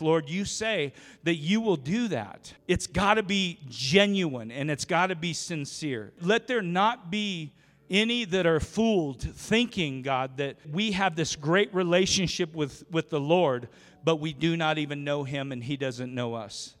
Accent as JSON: {"language": "English", "region": "Oregon", "country": "United States", "tie": "born or raised there", "also_born_or_lived": "Idaho / Jacksonville, North Carolina", "moved": "yes", "lives_now": "Rupert, United States", "said": "grew up in Oregon"}